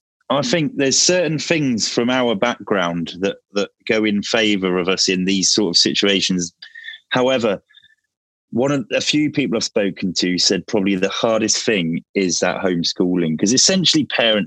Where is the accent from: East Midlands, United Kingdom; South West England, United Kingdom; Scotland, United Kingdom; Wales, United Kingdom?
South West England, United Kingdom; Plymouth; born there; I was born in Freedom Fields Hospital. So essentially, I am sort of a Janner.